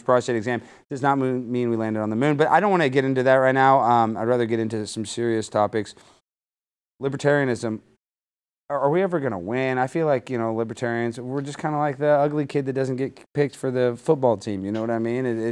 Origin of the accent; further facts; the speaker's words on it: the South, United States; I've born and raised in the South